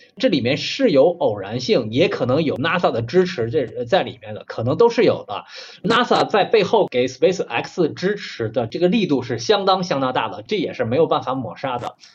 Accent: China; 我们中国人

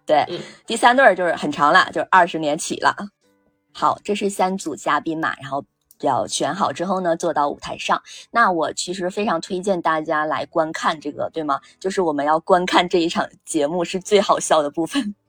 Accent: China; 我们大陆这边呢，或者是说哪怕是台湾籍呢，其实都是我们同样的文化嘛

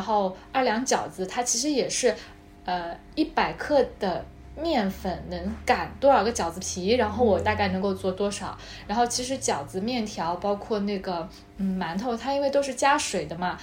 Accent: China; 其实我们中国人还是比较幸运的

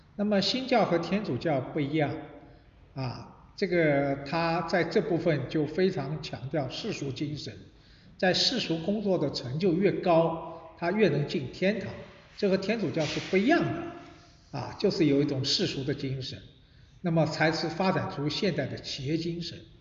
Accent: Shanghai, China; 我一九九九年在香港中文大学工作过一年，所以呢，那个时候做，呃，作为一个上海人看香港

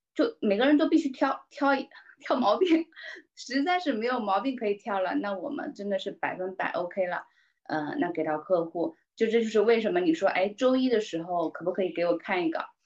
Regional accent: Taizhou, Zhejiang, China; 我是南方人嘛，浙江台州人。呃，我家旁边都是山嘛

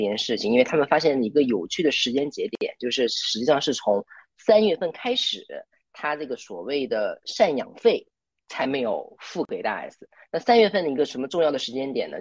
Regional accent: Liaoning, China; moved away as an adult; also born or lived in Taichung, Taiwan; 我是辽宁人，然后呢，就是在二零一三年到二零一七年这个期间，在台湾台中的静宜大学读书

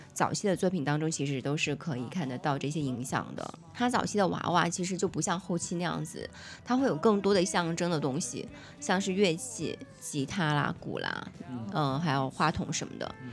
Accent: Fujian, China; 我们两个福建人，

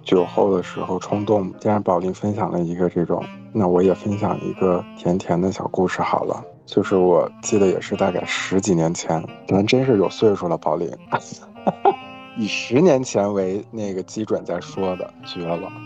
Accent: Northeast China, China; now in Melbourne, Australia; 我是在东北出生的

